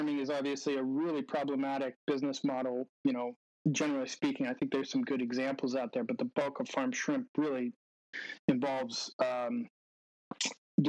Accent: California, United States; I'm from California, grew up here

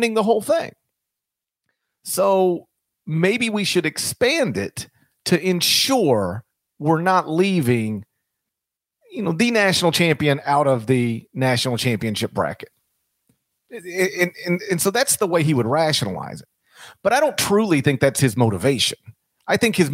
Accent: Mississippi, United States; my home state specifically is dominant in baseball.

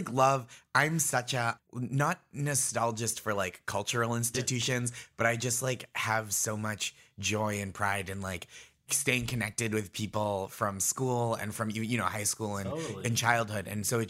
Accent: Stoneham, Massachusetts, United States; So I grew up in Stoneham, Massachusetts, which is Nancy Kerrigan's hometown.

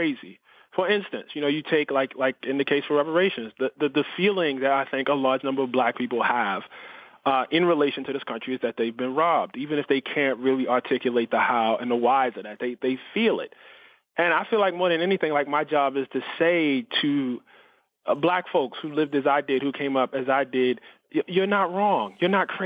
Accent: United States; I'm an American

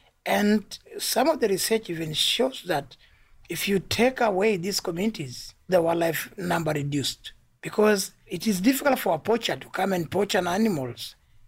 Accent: Tanzania; I come from Tanzania, and I work with an organization called Ujama Community Resource Team.

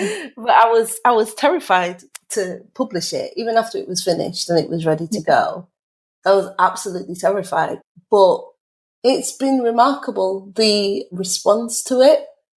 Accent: Leeds, Yorkshire and the Humber, United Kingdom; For me, culture, I'm Caribbean. My parents are from St. Kitts and Nevis. I grew up in Chapeltown in Leeds.

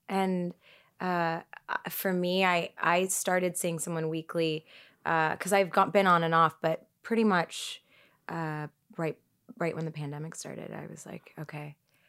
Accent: Eritrea; I'm Eritrean.

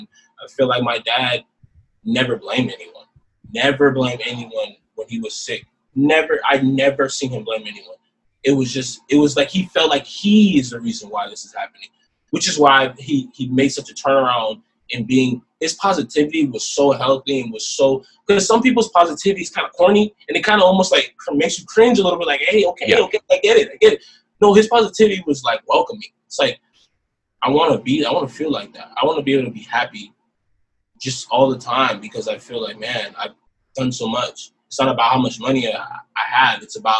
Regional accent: Fresno, California, United States; And we ended up staying in Fresno. And that's just how my hometown became my hometown.

